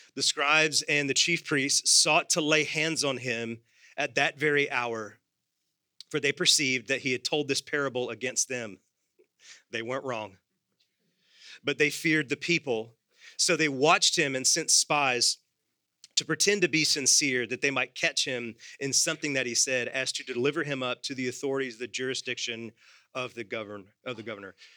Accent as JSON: {"language": "English", "country": "United States", "said": "I am secondarily an American."}